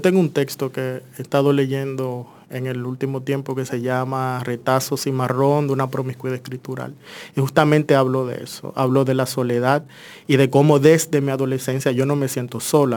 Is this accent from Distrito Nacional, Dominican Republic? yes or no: yes; Santo Domingo Norte, Distrito Nacional, Dominican Republic; yo soy muy dominicano, o sea, soy de Villamella, vengo de ahí, me he criado ahí, he estudiado mi primera carrera acá también.